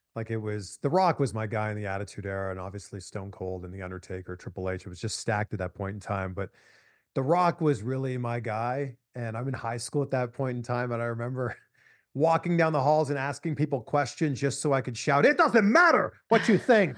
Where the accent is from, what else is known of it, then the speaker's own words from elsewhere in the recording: Pickering, Ontario, Canada; me growing up just outside of Toronto. I'm from Pickering, Ontario, Canada.